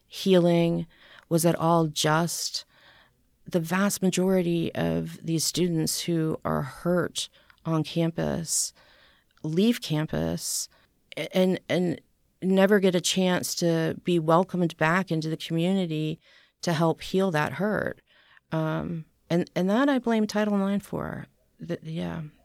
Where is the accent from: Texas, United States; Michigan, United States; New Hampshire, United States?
New Hampshire, United States; born or raised there; also born or lived in Boston, Massachusetts / St. Louis, Missouri / Philadelphia / Pittsburgh; now in Nashville, United States